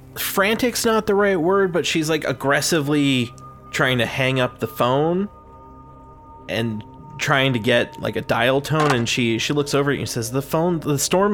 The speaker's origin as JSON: {"language": "English", "town": "Boston", "region": "Massachusetts", "country": "United States", "said": "We're from Boston."}